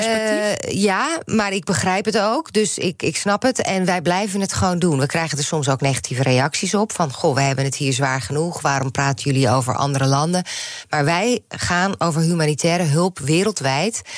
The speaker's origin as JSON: {"language": "Dutch", "country": "Netherlands"}